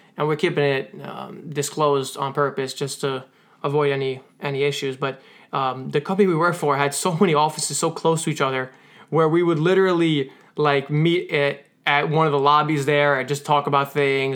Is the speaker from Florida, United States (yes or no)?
no; Jackson, New Jersey, United States; I'm from Jackson